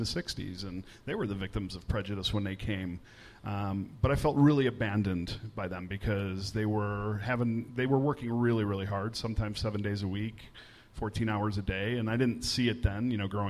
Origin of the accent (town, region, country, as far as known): Chicago, Illinois, United States